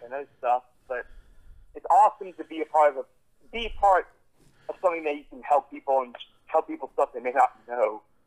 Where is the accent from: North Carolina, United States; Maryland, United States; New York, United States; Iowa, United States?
North Carolina, United States; I'm from North Carolina